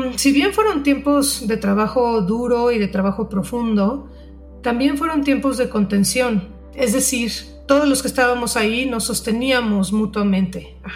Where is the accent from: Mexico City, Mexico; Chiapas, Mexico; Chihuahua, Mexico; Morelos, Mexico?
Mexico City, Mexico; moved away as an adult; also born or lived in Manzanillo; yo soy de la Ciudad de México, para quienes no saben